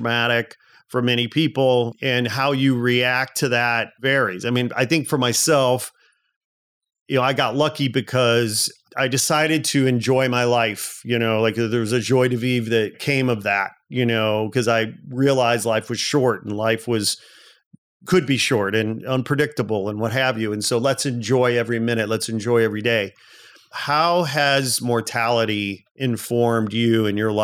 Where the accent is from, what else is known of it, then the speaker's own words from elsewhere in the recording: United States; growing up in America in the 70s and 80s